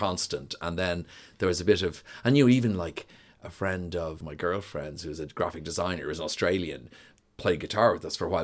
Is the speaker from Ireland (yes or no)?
yes; Dublin, Leinster, Ireland; also born or lived in New York / London; I grew up in Donnybrook